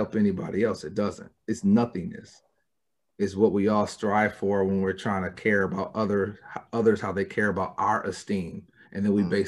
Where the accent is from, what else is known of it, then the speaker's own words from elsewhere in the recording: Michigan, United States; I'm from Michigan